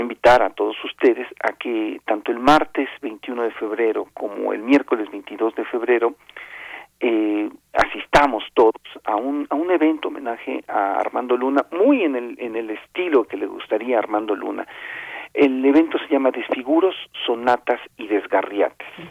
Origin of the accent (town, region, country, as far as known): Mexico